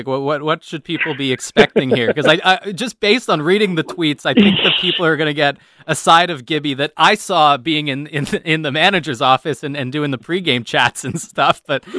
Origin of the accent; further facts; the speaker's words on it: Texas, United States; You know, I'm a Southern guy. I'm a Texan guy.